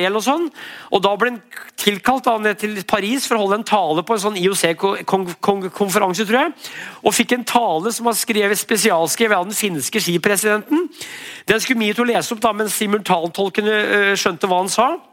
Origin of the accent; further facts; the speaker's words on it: Brumunddal, Innlandet, Norway; Jeg er fra Brumunddal